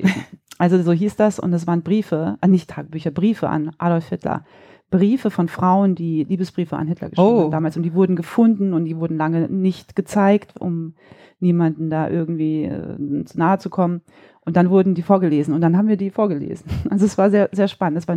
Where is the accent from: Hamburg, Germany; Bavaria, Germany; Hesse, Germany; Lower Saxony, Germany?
Hesse, Germany; Neu-Isenburg; accent: Hessian; also born or lived in Langen; in Neu-Isenburg ähm, aufgewachsen, in Langen ähm, geboren, das ist in, in Hessen. Neu-Isenburg ist in der Nähe von Frankfurt am Main. Ähm, und da bin ich groß geworden.